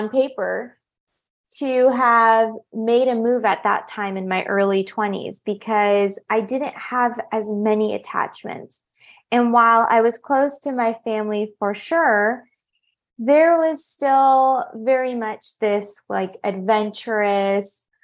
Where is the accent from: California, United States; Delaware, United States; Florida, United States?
California, United States; moved away as an adult; now in Paris, France; I had built up a really close-knit network of good friends in my hometown in California